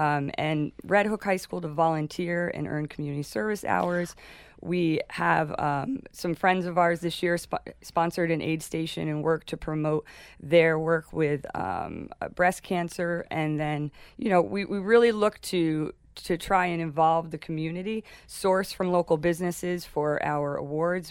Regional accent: Rhinebeck, New York, United States; moved away as an adult; also born or lived in Darien, Panama; I grew up in Rhinebeck, New York

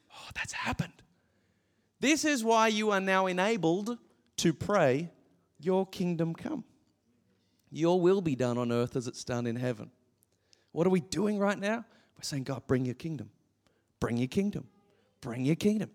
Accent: Gold Coast, Queensland, Australia; growing up on the Gold Coast your entire life

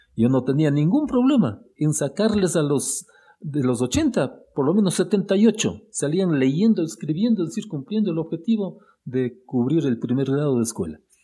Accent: Imbabura, Ecuador; also born or lived in Quito, Ecuador / Ambato, Ecuador; yo no dudé un solo instante en regresar a mi tierra

